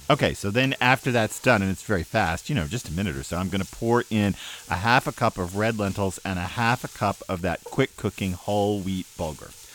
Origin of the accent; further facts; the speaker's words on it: Texas, United States; now in New England, United States; I grew up in Texas